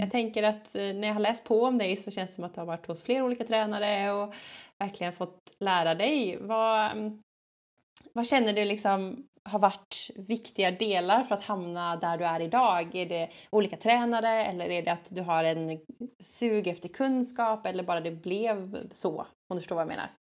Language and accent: Swedish; Gothenburg, Västra Götaland, Sweden; jag är också från Göteborg